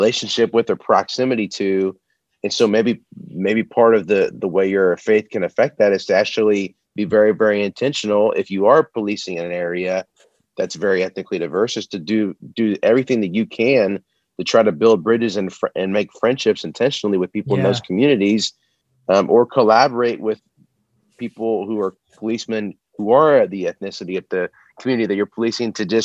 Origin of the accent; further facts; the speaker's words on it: United States; as an American